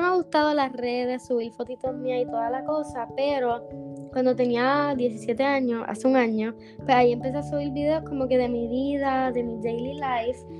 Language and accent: Spanish; Dorado, Puerto Rico; now in Bayamón, Puerto Rico; me crié en Dorado y hace ocho años vivo en Bayamón